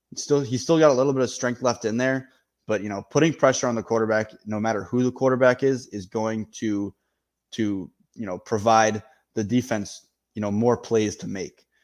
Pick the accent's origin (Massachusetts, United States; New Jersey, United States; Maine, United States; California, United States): Maine, United States; I grew up in Maine